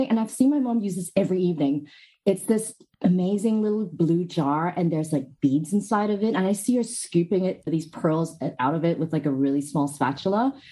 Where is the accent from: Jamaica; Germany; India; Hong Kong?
Hong Kong; also born or lived in United Kingdom; now in Australia; No, I'm actually from Hong Kong, but I've moved around in a couple of places. So my accent's